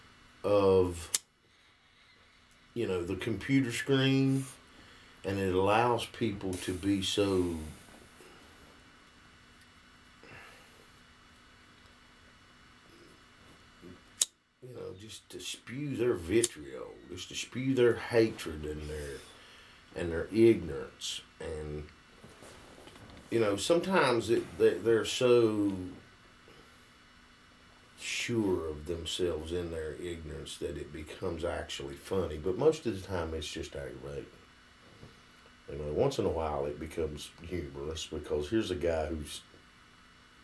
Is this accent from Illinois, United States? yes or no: no; West Virginia, United States; I'm from West Virginia